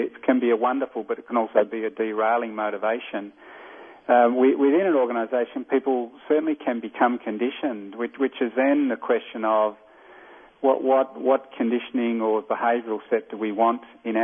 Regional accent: Australia; accent: Australian; from my accent I'm not American. I'm Australian

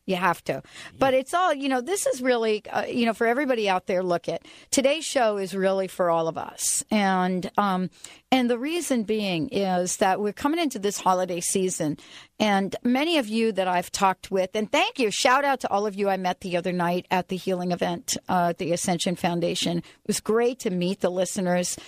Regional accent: New Jersey, United States; now in Pacific Northwest, United States; I'm also from New Jersey

